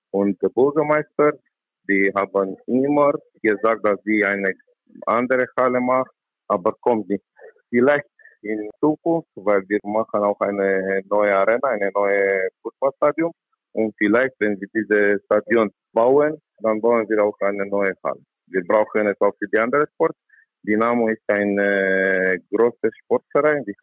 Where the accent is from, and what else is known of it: Romania; German is a second language